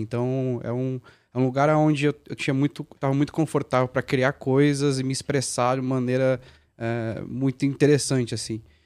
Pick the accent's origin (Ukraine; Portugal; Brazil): Brazil; Guarulhos, São Paulo; also born or lived in Franca; eu sou guarulhense, né? nasci em Guarulhos e, e fui para São Paulo ali trabalhar